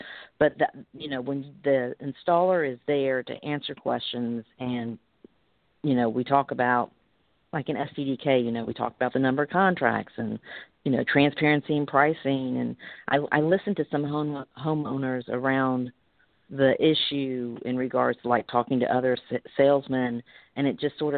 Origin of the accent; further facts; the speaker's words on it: Alabama, United States; I'm from Alabama